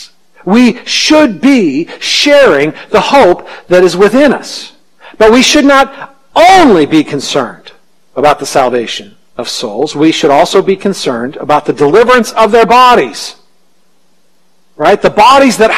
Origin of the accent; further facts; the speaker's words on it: United States; as American Christians